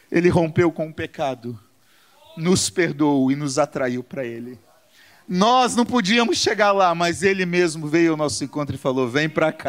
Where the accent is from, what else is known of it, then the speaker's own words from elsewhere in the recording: Caxias, Brazil; E aí eu falo, eu sou de Caxias.